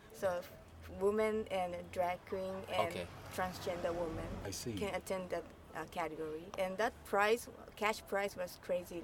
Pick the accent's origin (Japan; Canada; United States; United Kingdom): Japan; Tokyo; I'm from Tokyo